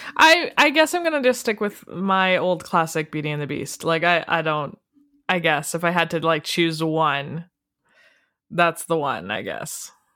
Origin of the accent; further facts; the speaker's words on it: Canada; We're from Canada